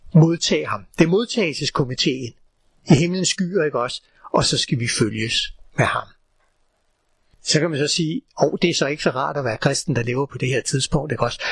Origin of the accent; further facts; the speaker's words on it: Copenhagen, Capital Region of Denmark, Denmark; da jeg gik i skole i København for rigtig mange år siden